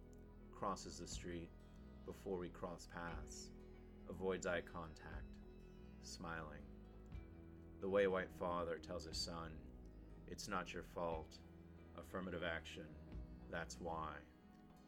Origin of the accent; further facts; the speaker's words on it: El Paso, Texas, United States; my hometown of El Paso, Texas